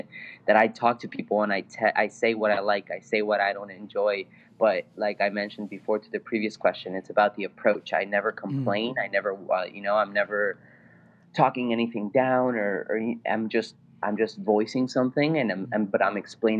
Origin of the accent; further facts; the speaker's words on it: Bolivia; English is a second language; also born or lived in California; now in New York, United States; English is my second language. I'm originally from Bolivia